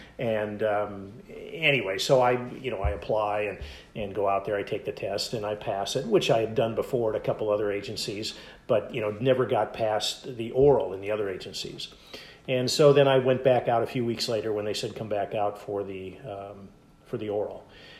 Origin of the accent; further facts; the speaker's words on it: Minneapolis, Minnesota, United States; moved away; Grew up in Minneapolis, and a great place to grow up.